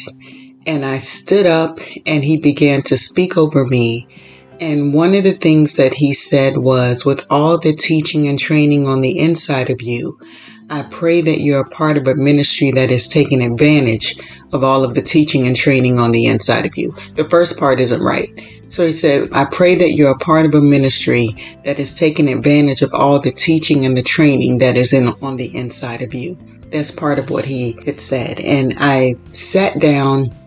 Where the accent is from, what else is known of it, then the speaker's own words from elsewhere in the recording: Florida, United States; also born or lived in Chicago; now in California, United States; I was born and raised in Florida, lived in Chicago, and moved to California.